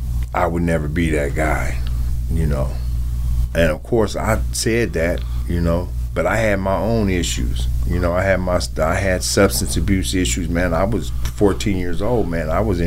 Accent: Wichita, Kansas, United States; like I said, I'm from Wichita. I was born in Wichita, Kansas.

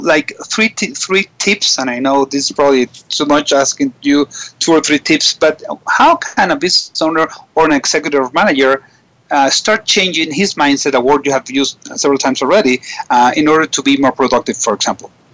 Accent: Venezuela; I was from Venezuela

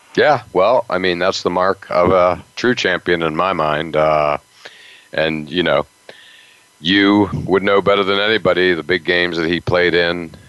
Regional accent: Western Pennsylvania, United States; now in Boston, United States; I grew up in the Western Pennsylvania

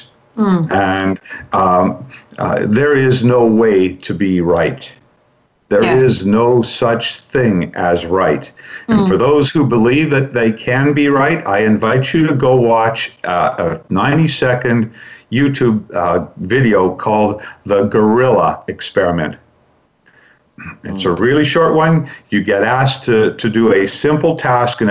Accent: Vancouver, British Columbia, Canada; I was born and raised in Vancouver, where Brandy is as well

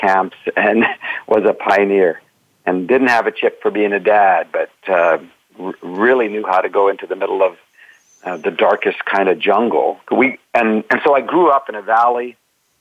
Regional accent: Canada; now in Oregon, United States; I'm Canadian

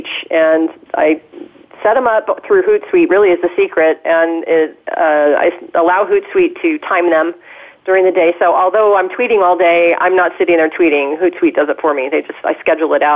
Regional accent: Southern California, United States; here in my hometown

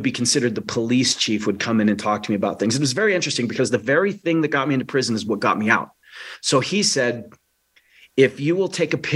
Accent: California, United States; also born or lived in Washington State; the remainder of my time growing up, if I ever did so, in California.

